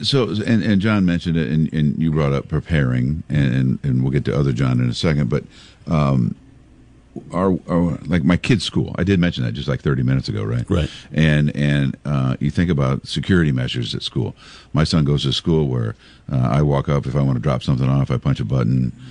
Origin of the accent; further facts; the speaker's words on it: Pekin, Illinois, United States; when i was a little boy growing up in Pekin